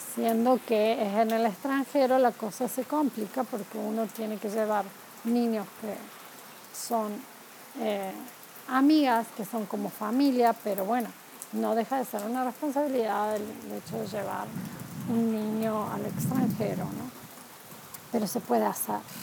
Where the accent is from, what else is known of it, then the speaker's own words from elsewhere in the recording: Córdoba, Argentina; moved away as an adult; also born or lived in Spain; now in United States; yo soy argentina, nos mudamos de España aquí